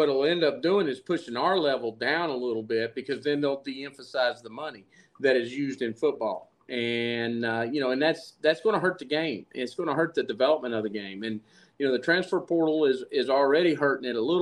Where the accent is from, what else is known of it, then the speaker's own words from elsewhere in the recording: Nashville, Tennessee, United States; Born and raised in Nashville